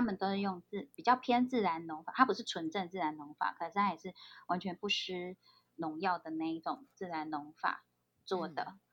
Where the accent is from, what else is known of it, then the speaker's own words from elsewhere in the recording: Pingtung County, Taiwan; now in Taipei, Taiwan; 我是屏东人